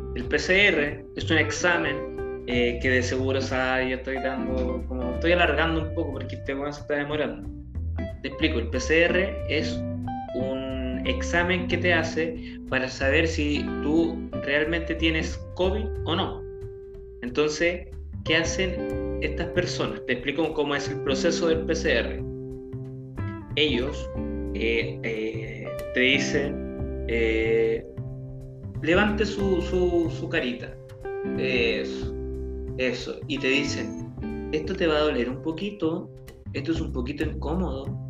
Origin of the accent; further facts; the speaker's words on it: Chile; como todo chileno que nos está viendo en su casa